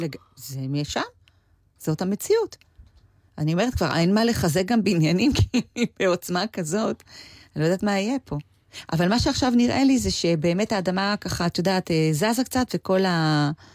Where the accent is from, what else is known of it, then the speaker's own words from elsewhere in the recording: Israel; moved away; also born or lived in Los Angeles, United States; אני הרי באה מישראל